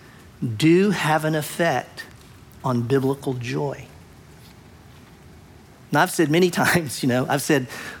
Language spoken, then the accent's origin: English; United States; I'm American, half Japanese, American